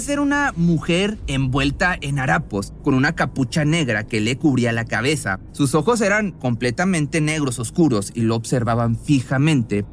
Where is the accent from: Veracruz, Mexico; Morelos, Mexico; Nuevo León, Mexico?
Nuevo León, Mexico; Monterrey; la ciudad de Monterrey, en México, de donde yo soy